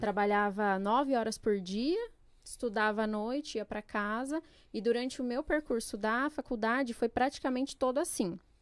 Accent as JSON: {"language": "Portuguese", "town": "Jundiaí", "region": "São Paulo", "country": "Brazil", "tie": "born or raised there", "also_born_or_lived": "Pernambuco", "said": "Fiquei em Jundiaí, estudei, trabalhei, cresci lá."}